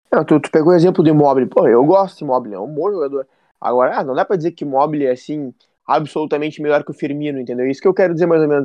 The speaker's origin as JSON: {"language": "Portuguese", "country": "Brazil", "said": "eu descobri que eu sou brasileiro"}